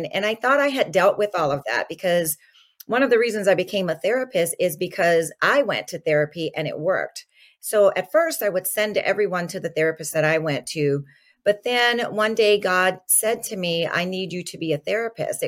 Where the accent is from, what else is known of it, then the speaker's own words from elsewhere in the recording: New Orleans, Louisiana, United States; moved away as an adult; now in California, United States; I'm originally from New Orleans, Louisiana. So I grew up, in the suburbs outside of New Orleans and moved to California in my adult years.